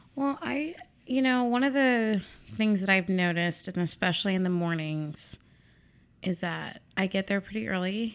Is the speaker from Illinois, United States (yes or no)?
yes; Chicago, Illinois, United States; also born or lived in Missouri; I was born and raised here in Chicago